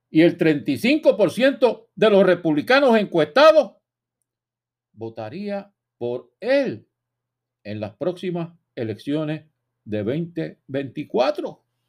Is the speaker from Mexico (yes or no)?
no; Puerto Rico; los puertorriqueños, repito, no somos extranjeros en nuestra propia nación